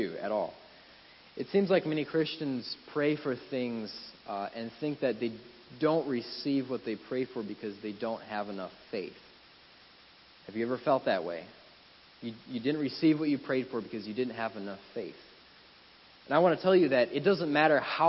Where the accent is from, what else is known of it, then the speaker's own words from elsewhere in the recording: Wisconsin, United States; moved away as an adult; Wisconsin, my home state